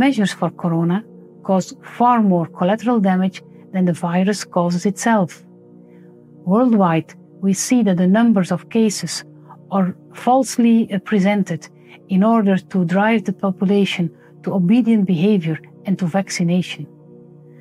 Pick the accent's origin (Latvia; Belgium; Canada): Belgium; I'm a medical doctor from Belgium